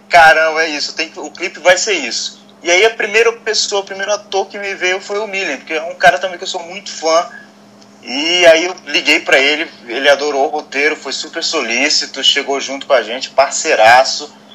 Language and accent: Portuguese; Belém, Pará, Brazil; eu sou de Belém